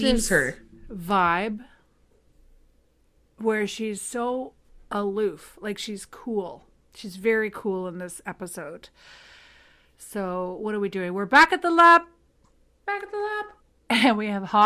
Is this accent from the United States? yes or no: no; the Maritimes, Canada; moved away; also born or lived in Toronto; I was living in Toronto and I was from the Maritimes